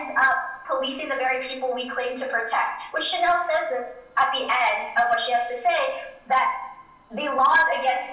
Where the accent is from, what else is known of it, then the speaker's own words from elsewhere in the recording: New York City, New York, United States; my home state of New York City